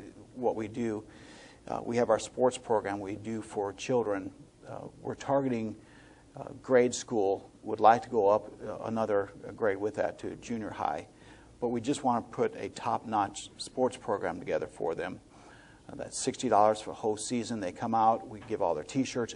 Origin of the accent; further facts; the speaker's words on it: Joliet, Illinois, United States; moved away; I grew up in Midwest, Illinois, Joliet, right outside Chicago